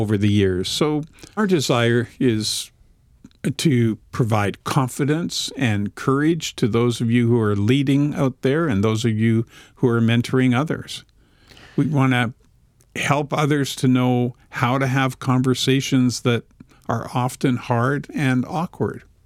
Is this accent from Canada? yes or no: yes; Vancouver, British Columbia, Canada; We are actually recording this podcast in Vancouver at Whitewater Productions. We have Roy Salmond as our producer. So we're in my hometown.